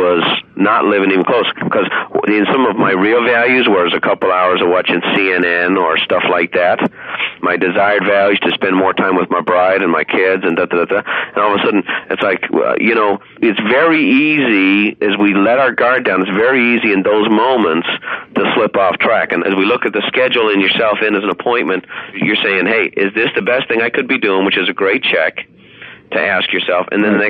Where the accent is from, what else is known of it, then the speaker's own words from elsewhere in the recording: Ireland; I had a friend, that Donald Sheeran was my best friend growing up in Ireland